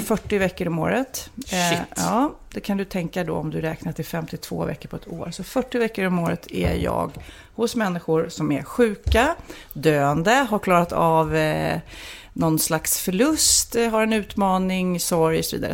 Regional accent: Lidingö, Stockholm County, Sweden; jag var ju en liten udda fågel här på Lidingö där jag växte upp

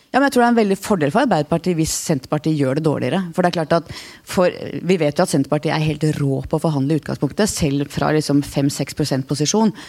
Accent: Oslo, Norway; Jeg vokste opp eh, på Manglerud

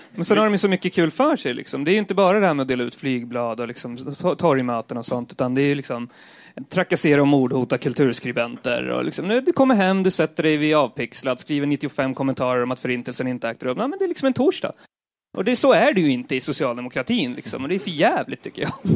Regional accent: Eskilstuna, Södermanland, Sweden; på 90-talet när jag växte upp i, i Eskilstuna.

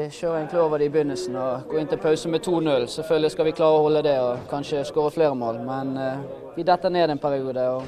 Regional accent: Bergen, Vestland, Norway; also born or lived in Askøy; now in Sotra, Norway; bodde på Laksevåg til jeg begynte i 5. klasse. Da flyttet jeg til Askøy

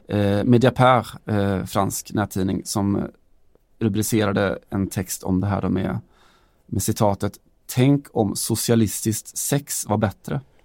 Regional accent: Sweden; Vi kommer från Sverige där vi har något som heter Allsvenskan

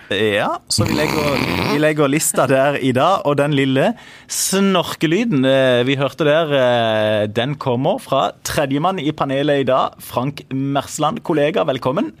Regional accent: Søgne, Agder, Norway; kommer jeg fra Søgne

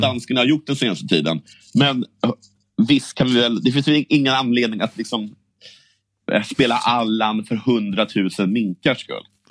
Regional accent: Sweden; vi svenskar

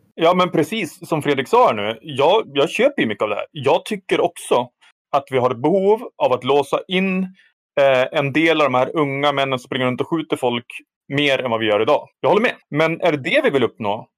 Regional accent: Härnösand, Västernorrland County, Sweden; min hemstad Härnösand

